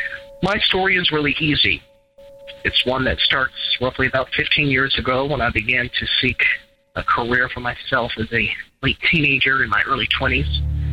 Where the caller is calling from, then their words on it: Eastern Kentucky, United States; I'm calling from Eastern Kentucky.